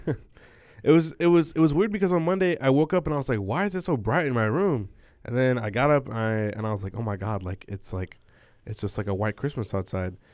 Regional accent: Southern California, United States; moved away; since we're from Southern California.

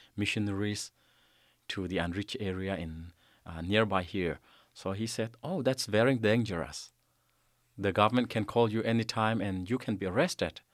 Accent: Myanmar; also born or lived in Kalemyo, Myanmar; in my hometown, the place I am living now

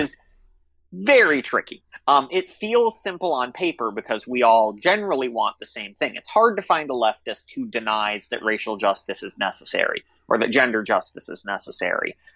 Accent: United States; as an American

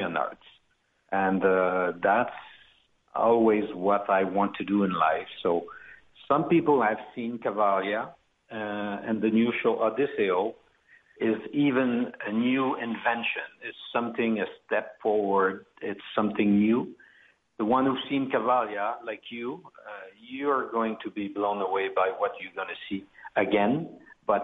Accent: Quebec, Canada; we're from the French part of Canada, which is Quebec, province of Quebec, and we're more located in Montreal

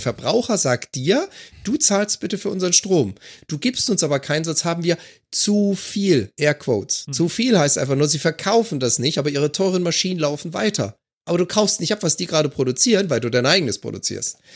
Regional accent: Germany; now in Vancouver Island, Canada; als Deutscher

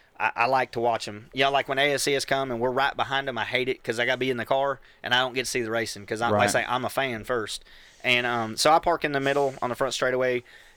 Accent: Bakersfield, California, United States; now in Texas, United States; I'm from Bakersfield, California.

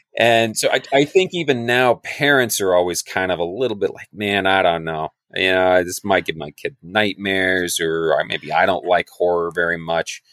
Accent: Chelan, Washington, United States; on Lake Chelan, which is my hometown where I grew up

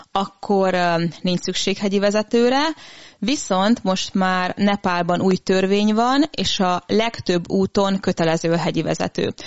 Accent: Transylvania, Romania; now in Hungary; én Erdélyben születtem, úgyhogy először az Erdélyi Kárpát Egyesülettel túráztam

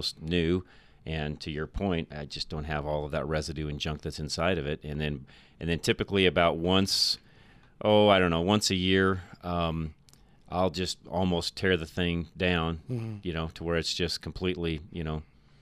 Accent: Colorado, United States; I'm from Colorado

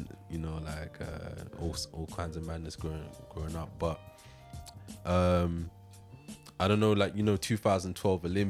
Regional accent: London, United Kingdom; moved away as an adult; I'm from London, East London, Stratford, Hackney is where I've been, grew up, raised. Moved out here about 2 years ago

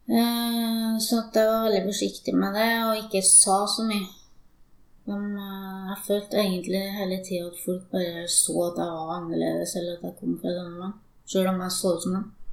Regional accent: Steinkjer, Trøndelag, Norway; also born or lived in Sri Lanka / Finnmark; jeg er fra Steinkjer, så det er der jeg er oppvokst.

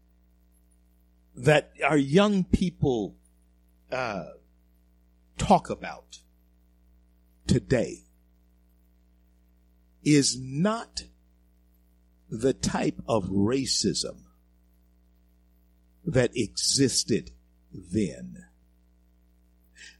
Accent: Shreveport, Louisiana, United States; moved away as an adult; also born or lived in the West; I was born in Confederate Memorial Hospital, grew up in Shreveport, Louisiana

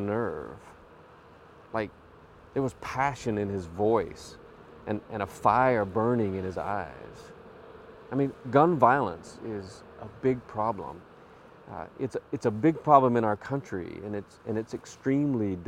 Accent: Cherokee, North Carolina, United States; I'm from Cherokee, North Carolina

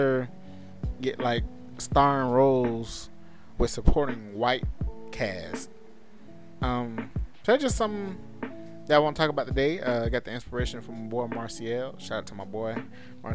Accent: United States; as African Americans

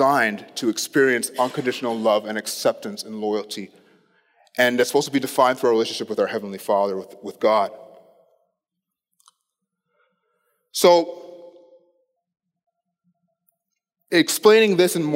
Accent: Ottawa, Ontario, Canada; I grew up in Ottawa

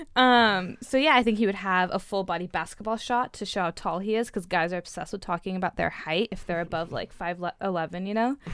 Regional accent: Oregon, United States; growing up in Oregon

